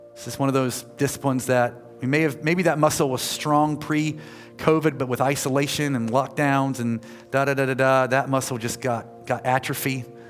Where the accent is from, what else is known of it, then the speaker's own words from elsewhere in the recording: United States; I'm American